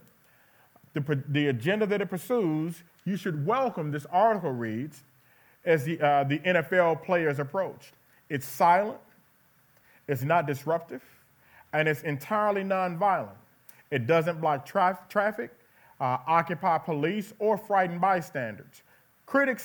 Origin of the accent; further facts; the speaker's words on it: Dallas, Texas, United States; I was born and raised right in Dallas, Texas